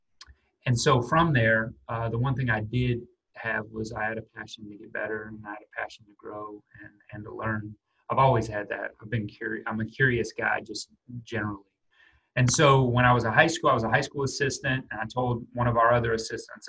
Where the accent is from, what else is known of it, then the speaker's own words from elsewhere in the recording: Albuquerque, New Mexico, United States; moved away; I'm from Albuquerque, New Mexico